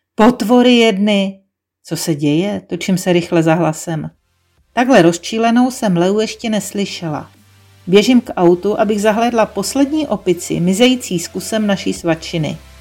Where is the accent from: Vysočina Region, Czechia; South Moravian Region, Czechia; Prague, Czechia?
South Moravian Region, Czechia; Brno; first language Czech; Z Brna.